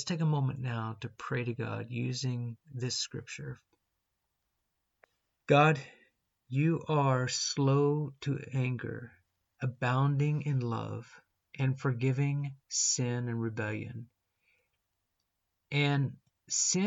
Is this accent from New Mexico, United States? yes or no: yes; New Mexico, United States; I grew up in New Mexico, not exactly in the desert, but it's a dry and windy land.